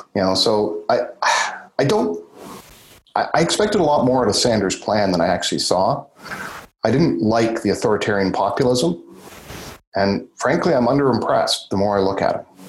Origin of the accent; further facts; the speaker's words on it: Canada; our Canadian conservatives